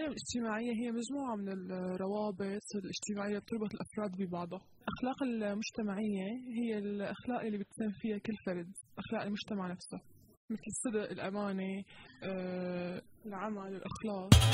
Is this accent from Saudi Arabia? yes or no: no; Syria; نحن كسوريين